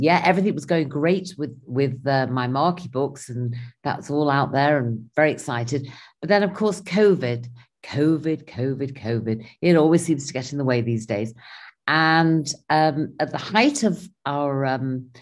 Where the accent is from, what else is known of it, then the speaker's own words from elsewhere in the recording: England, United Kingdom; now in Israel; I live here in Israel, but I'm originally from England